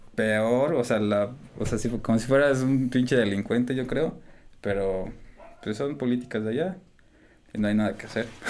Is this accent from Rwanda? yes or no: no; Mexico; also born or lived in United States